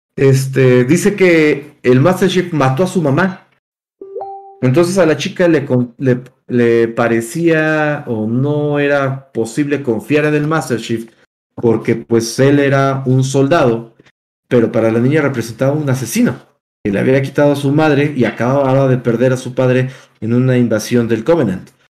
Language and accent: Spanish; Mexico; como mexicanos tenemos esta tradición de eh, la lucha libre